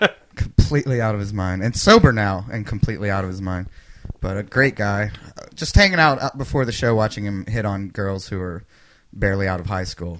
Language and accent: English; Princeton, Kentucky, United States; moved away as an adult; now in Chicago, United States; I grew up in Princeton, Kentucky, which is a small, dry county.